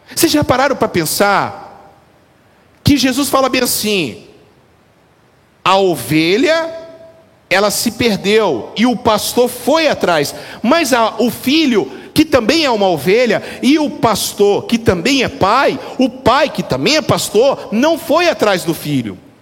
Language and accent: Portuguese; Brazil; eu sou brasileiro